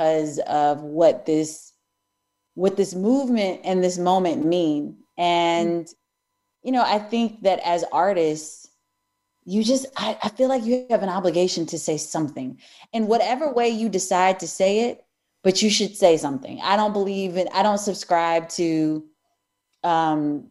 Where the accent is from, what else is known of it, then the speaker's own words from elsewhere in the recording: Eureka, Missouri, United States; I grew up in Eureka, Missouri, which is right outside of St. Louis.